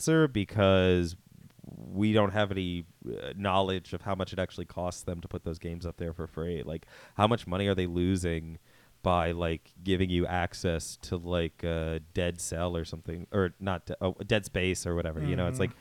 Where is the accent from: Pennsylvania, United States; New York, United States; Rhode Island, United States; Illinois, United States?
Pennsylvania, United States; rural; moved away as an adult; now in Philadelphia, United States; A more rural part of Pennsylvania, more in line with Amish people and farms and so forth